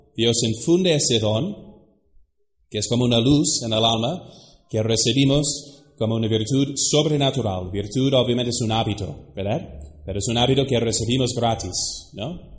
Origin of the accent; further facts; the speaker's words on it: United States; now in Mexico; Se lo digo como gringo ¿eh? de los Estados Unidos